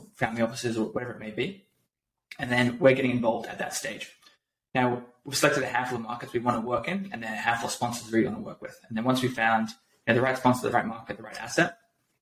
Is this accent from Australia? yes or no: yes; Australia; moved away as an adult; also born or lived in San Francisco; now in United States; So I'm Australian.